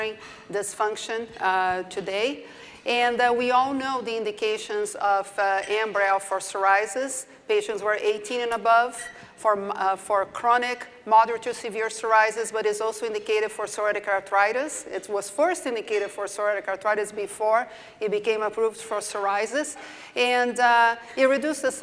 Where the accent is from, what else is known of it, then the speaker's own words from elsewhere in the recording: Brazil; accent: southern; moved away as an adult; also born or lived in Durham, North Carolina, United States / Tampa, Florida, United States; now in Las Vegas, United States; I did my training in Brazil originally, so that's why you hear my southern accent